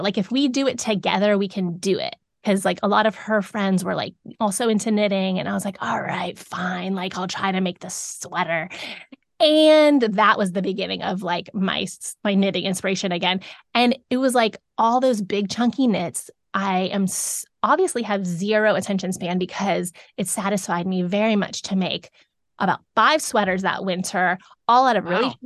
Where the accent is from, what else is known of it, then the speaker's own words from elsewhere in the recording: South Florida, United States; moved away as an adult; now in Davidson, United States; we grew up in South Florida